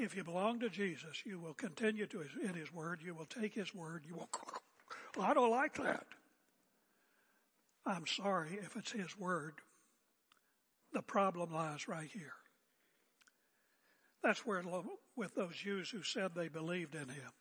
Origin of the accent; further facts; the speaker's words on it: United States; now in Oregon, United States; my American heritage